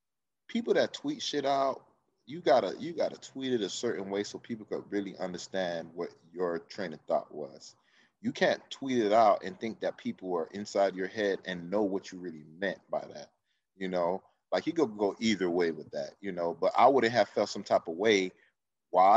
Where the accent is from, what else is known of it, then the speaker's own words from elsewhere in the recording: Miami, Florida, United States; we grew up in Miami